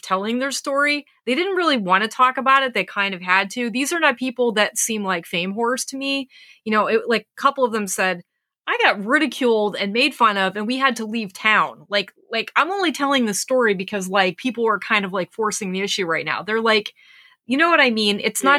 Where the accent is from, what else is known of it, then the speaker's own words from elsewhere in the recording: Pennsylvania, United States; many of the places where I grew up in Pennsylvania.